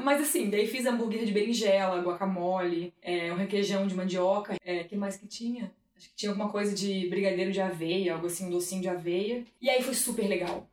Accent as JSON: {"language": "Portuguese", "region": "Santa Catarina", "country": "Brazil", "said": "na minha terra, né, Santa Catarina"}